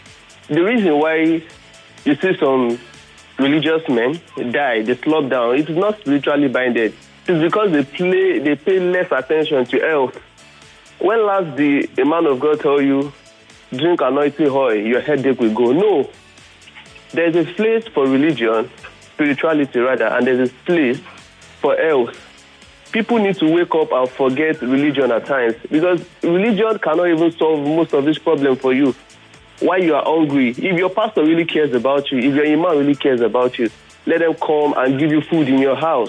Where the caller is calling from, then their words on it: Ota, Ogun State, Nigeria; calling from Ota.